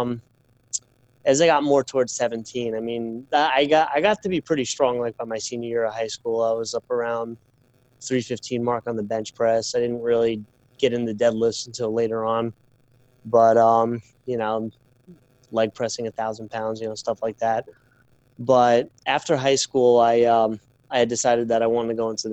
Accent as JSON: {"language": "English", "town": "Islip", "region": "New York", "country": "United States", "tie": "born or raised there", "said": "I grew up in Islip."}